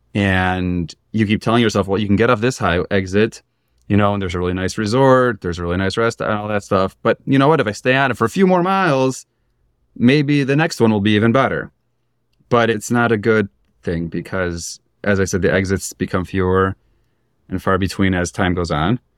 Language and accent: English; Chicago, Illinois, United States; moved away as an adult; I grew up in Chicago